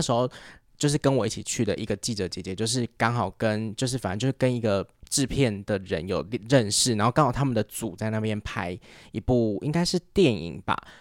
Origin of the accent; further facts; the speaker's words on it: Taiwan; accent: Taiwanese Mandarin; 有时候听别人在学所谓的就是台湾普通话的腔调，嗯、我就会觉得。哎，我们平常讲话有这样吗？